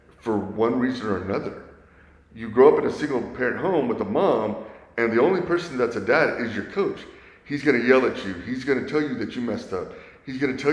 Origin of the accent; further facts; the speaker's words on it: Sugar Land, Texas, United States; moved away as an adult; now in San Antonio, United States; Went to Kempner High School. My husband used to coach at Kempner High School